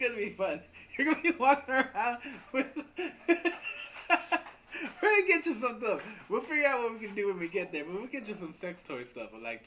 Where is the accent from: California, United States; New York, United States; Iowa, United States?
Iowa, United States; I grew up in Iowa